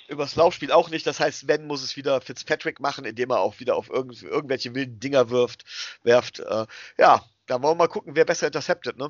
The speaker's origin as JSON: {"language": "German", "country": "Germany", "said": "wir kommen hier aus Deutschland"}